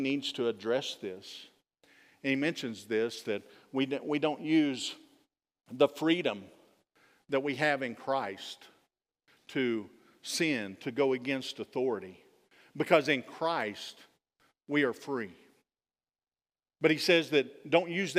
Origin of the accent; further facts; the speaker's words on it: Texas, United States; I am a Texan